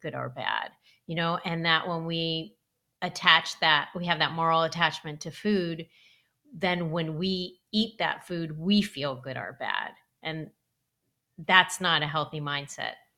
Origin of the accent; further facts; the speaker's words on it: Los Angeles, California, United States; I grew up in Los Angeles